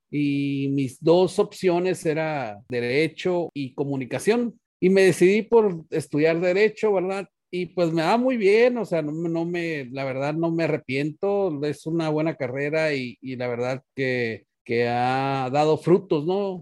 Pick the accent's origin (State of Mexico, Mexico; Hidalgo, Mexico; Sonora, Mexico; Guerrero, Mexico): Sonora, Mexico; yo soy nativo de Sonora. Toda mi familia somos de Sonora